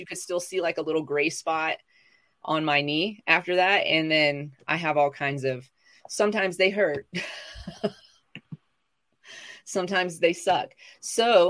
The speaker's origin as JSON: {"language": "English", "region": "the South", "country": "United States", "moved": "yes", "said": "I'm from the South"}